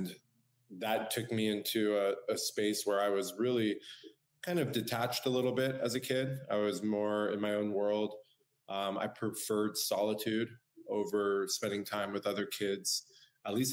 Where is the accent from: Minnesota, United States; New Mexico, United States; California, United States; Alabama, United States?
California, United States; San Diego; I was born and raised in San Diego, California